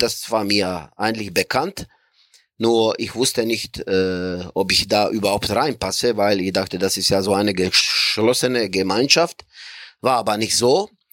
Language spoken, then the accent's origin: German; Croatia; moved away as an adult; also born or lived in Bremen, Germany; ich komme aus Kroatien